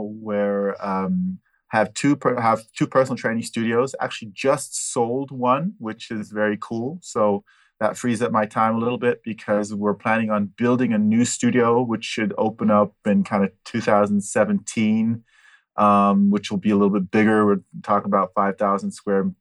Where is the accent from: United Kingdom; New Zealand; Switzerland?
Switzerland; also born or lived in Pasadena, California, United States / Altadena, California, United States; I've been in Switzerland since 78. Done all my schooling in Switzerland.